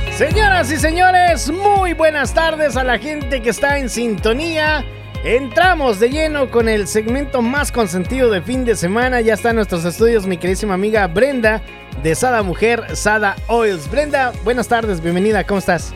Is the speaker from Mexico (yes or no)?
yes; Mexico; En mi pueblo, por ejemplo, yo me acuerdo en México